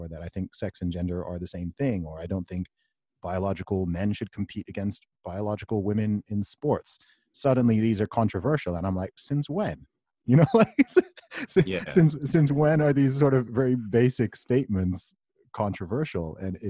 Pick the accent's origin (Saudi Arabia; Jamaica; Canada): Saudi Arabia; I grew up in the Middle East. I grew up in Saudi Arabia. My family background is from Nigeria.